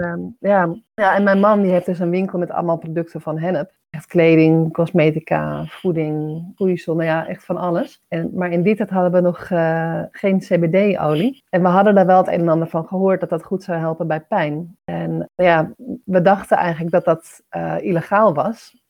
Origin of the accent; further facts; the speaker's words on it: Amsterdam, North Holland, Netherlands; also born or lived in Bussum; we komen allebei wel uit Amsterdam